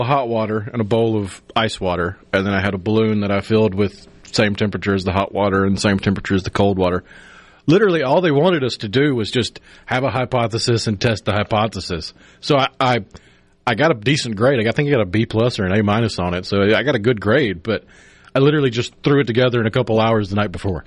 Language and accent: English; Tupelo, Mississippi, United States; growing up in Tupelo